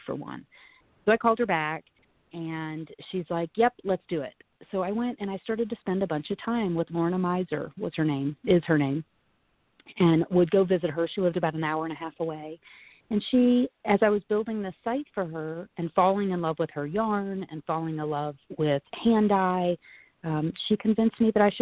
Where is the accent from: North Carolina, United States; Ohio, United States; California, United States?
North Carolina, United States; moved away as an adult; also born or lived in San Francisco; now in Lake Tahoe, United States; I grew up in North Carolina and went to four different universities